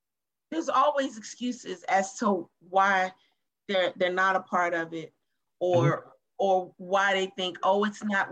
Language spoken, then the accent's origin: English; United States; This is my home. This is where I'm from, right here. I speak English.